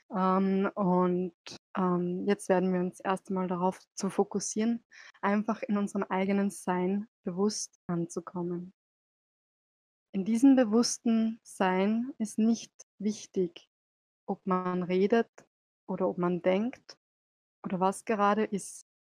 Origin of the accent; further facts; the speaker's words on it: Salzburg, Austria; bin auch aus Salzburg